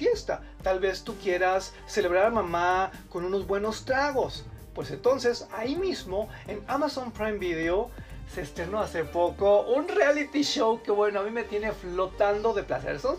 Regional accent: Mexico; Yo creo que es nuestra obligación como mexicanos ofrecer nuestra solidaridad.

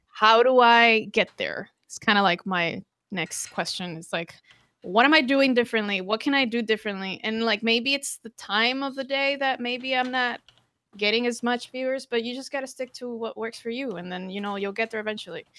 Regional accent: Costa Rica; moved away; also born or lived in Brazil; I'm from Costa Rica, um, Hispanic. I speak three languages, Portuguese as well. I lived in Brazil four years

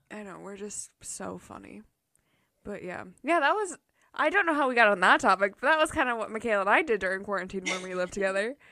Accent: Minnesota, United States; I'm from Minnesota

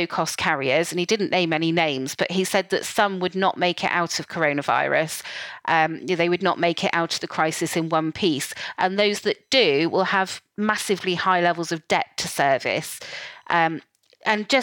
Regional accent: United Kingdom; my home country, the UK.

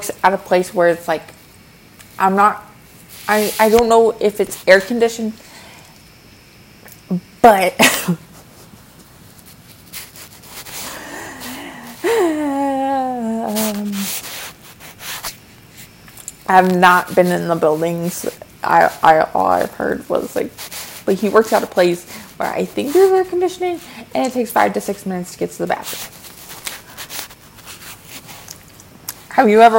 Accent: Midwest, United States; I'm also from the Midwest

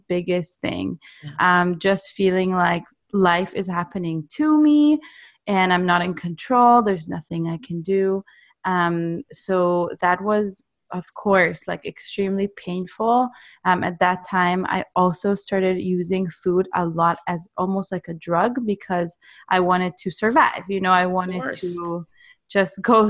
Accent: Israel; I'm from Israel

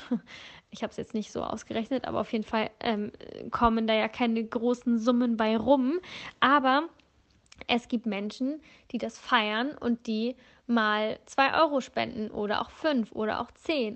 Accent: Northern Germany, Germany; moved away; also born or lived in Bavaria; ursprünglich komme ich aus Norddeutschland

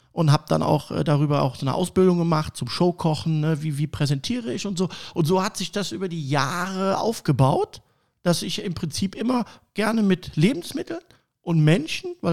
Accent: Cologne, North Rhine-Westphalia, Germany; accent: Kölsch; äh, komme gebürtig aus Köln. Ich hoffe, dass man das nicht an meiner Stimme äh, so hört. Ich habe immer noch so einen leichten Kölsch-Slang ne, ab und zu.

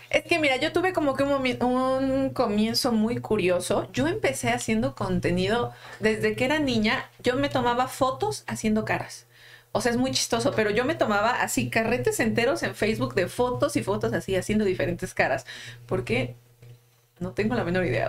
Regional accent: Xalapa, Veracruz, Mexico; moved away as an adult; now in Mexico City, Mexico; Yo vengo de una pequeña ciudad llamada Jalapa de Veracruz

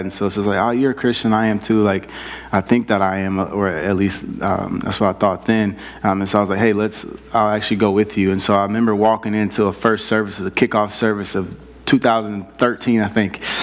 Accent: South Bend, Indiana, United States; moved away; I grew up in South Bend, Indiana, um, inner city South Bend

